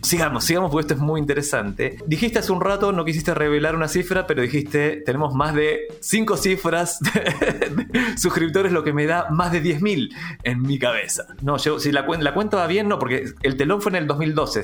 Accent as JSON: {"language": "Spanish", "country": "Argentina", "moved": "as an adult", "lives_now": "Chile", "said": "yo soy argentino, hace 17 años que vivo en Chile"}